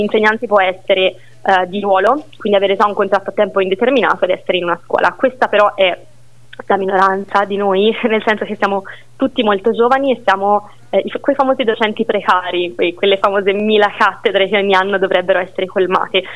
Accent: Siena, Tuscany, Italy; sono nata e cresciuta a Siena

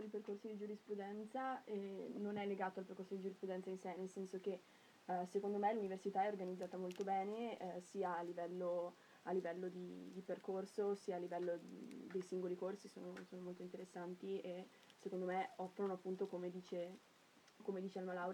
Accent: Cavalese, Trentino-Alto Adige, Italy; Allora io sono di Cavallese, quindi sono trentina

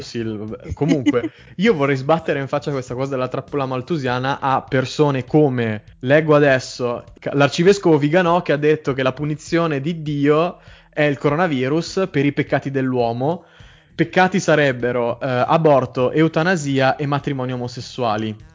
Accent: Trento, Trentino-Alto Adige, Italy; sì, sono di Trento.

